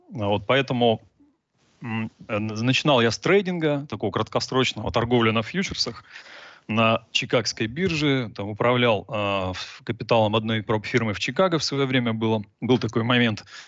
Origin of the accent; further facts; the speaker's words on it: Novosibirsk, Novosibirsk Oblast, Russia; now in Cyprus; я изначально из Новосибирска, живу на Кипре сейчас